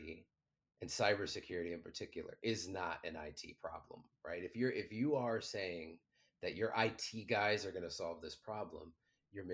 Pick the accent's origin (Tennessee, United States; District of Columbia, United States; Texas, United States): District of Columbia, United States; Washington; I'm 17 years old. I'm from Washington, D.C., not the good side.